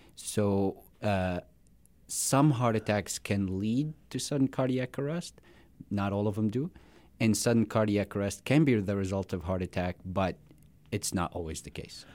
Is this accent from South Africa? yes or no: no; Syria; moved away as an adult; also born or lived in Florida / South Dakota; now in Rapid City, United States; I was born in, uh, Syria. I came in here about, uh, ten years ago